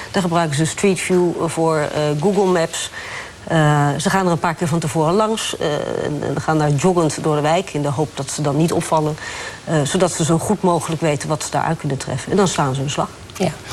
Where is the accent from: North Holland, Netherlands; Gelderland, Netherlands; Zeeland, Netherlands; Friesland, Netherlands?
Zeeland, Netherlands; Krabbendijke; Ik kom uit Zeeland, uit Krabbedijken